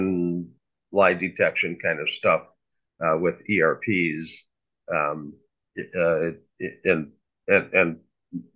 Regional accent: Fargo, North Dakota, United States; I grew up in Fargo, which is North Dakota State University.

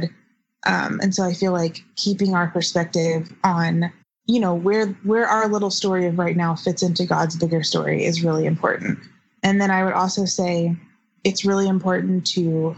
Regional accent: the South, United States; I grew up in the South in a pretty conservative family politically

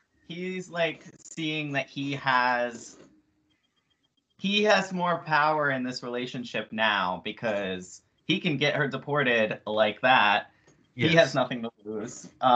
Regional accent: Maine, United States; also born or lived in Canada; I grew up 15 minutes from the border in Maine, and I was born 15 minutes from the border in Canada.

